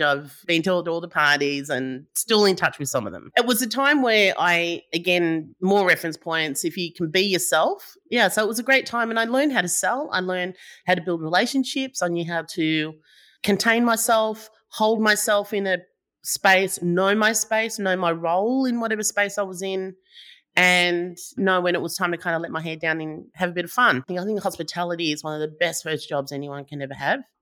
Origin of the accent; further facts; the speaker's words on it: Howlong, New South Wales, Australia; also born or lived in Leeton, New South Wales / Sydney; So I was born in Leeton, New South Wales. I only lived there for a few years, and then, uh, my sort of really early childhood was in Sydney, and then we moved to Howlong, which is just outside of Albury